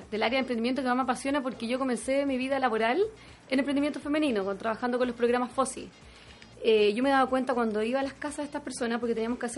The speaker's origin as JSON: {"language": "Spanish", "country": "Chile", "said": "esa la fuerza interior que tenemos, claro, como mujer chilena."}